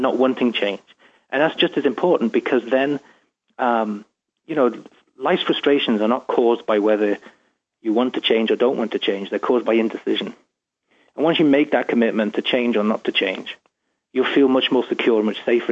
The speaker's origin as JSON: {"language": "English", "region": "England", "country": "United Kingdom", "moved": "as an adult", "lives_now": "Seattle, United States", "said": "I'm from England, obviously, and I'm talking to you from Seattle"}